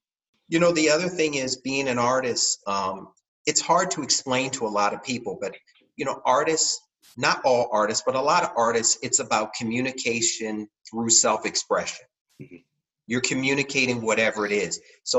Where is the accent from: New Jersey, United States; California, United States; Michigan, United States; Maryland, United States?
Maryland, United States; Baltimore; now in San Francisco, United States; I came straight from Baltimore, Maryland at that point.